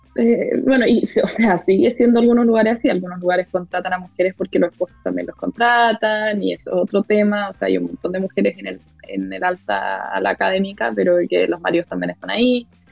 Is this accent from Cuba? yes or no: no; Chile; moved away as an adult; now in United States; soy de Chile